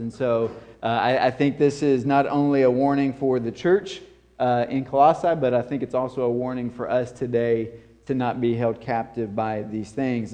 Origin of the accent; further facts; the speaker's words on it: the South, United States; coming from this southern context and culture